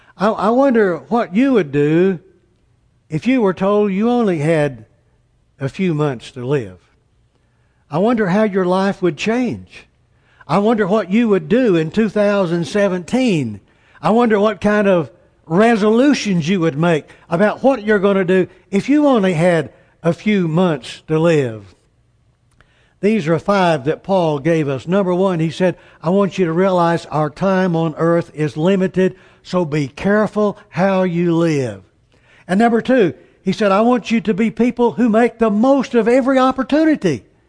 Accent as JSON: {"language": "English", "town": "Amarillo", "region": "Texas", "country": "United States", "said": "I'm from Amarillo, Texas"}